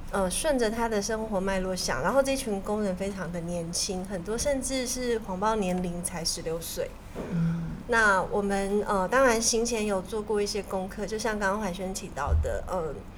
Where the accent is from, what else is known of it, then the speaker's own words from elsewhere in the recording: Taiwan; 我是台湾来的